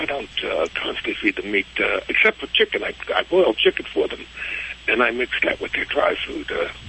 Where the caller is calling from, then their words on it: Waynesboro, Virginia, United States; I'm calling from Waynesboro, Virginia.